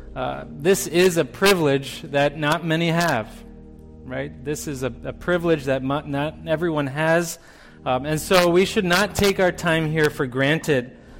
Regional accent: Canada; moved away; I grew up in Canada. I identify as a Canadian when it's appropriate for me

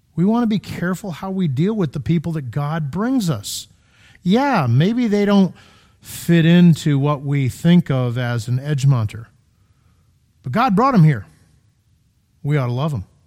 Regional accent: Connecticut, United States; now in Illinois, United States; I'm from Connecticut, Florida

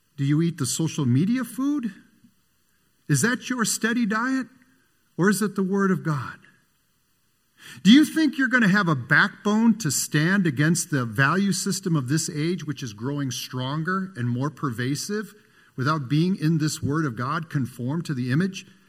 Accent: Michigan City, Indiana, United States; when I was a little boy, I grew up in Michigan City, Indiana

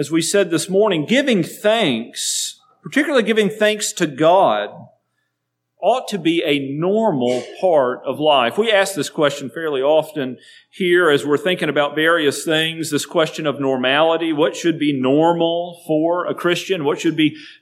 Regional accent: United States; as American citizens

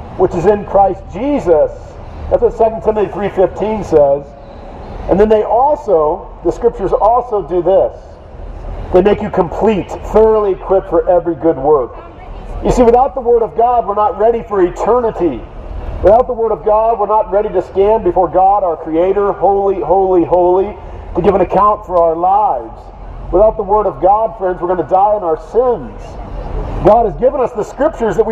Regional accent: Portland, Oregon, United States; I'm from Portland, Oregon

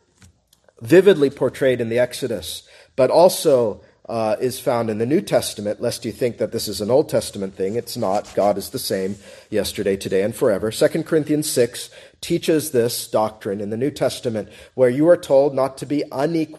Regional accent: United States; I'm an American

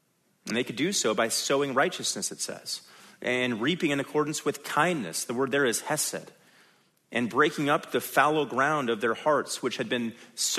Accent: California, United States; most of you know that I'm a Californian. I'm a total city slicker.

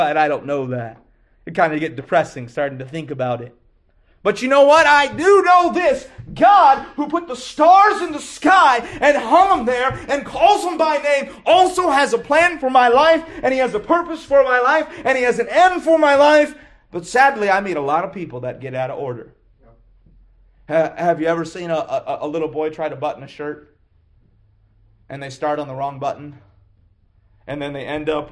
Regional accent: Lexington, Kentucky, United States; I grew up in Lexington, Kentucky

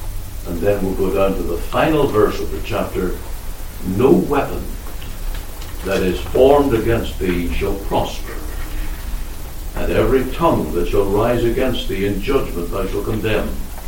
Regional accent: Omagh, Northern Ireland, United Kingdom; And I can only bless God for the day that the Lord sent Reggie Cranston to my hometown, where I heard the gospel and on September 1st, 1974, was saved.

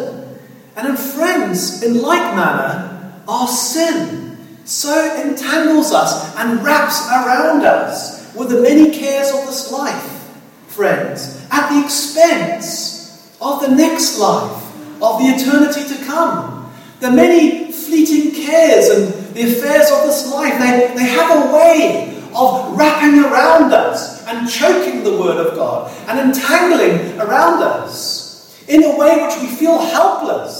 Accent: South Africa; growing up in South Africa

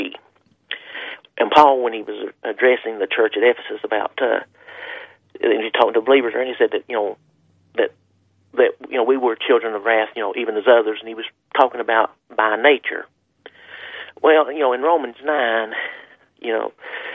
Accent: Kentucky, United States; now in West Virginia, United States; I was raised in Kentucky

